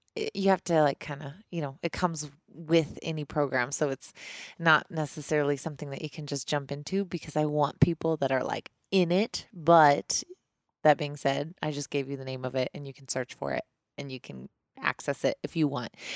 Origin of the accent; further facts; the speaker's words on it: Missouri, United States; moved away as an adult; now in Colorado, United States; I grew up in Missouri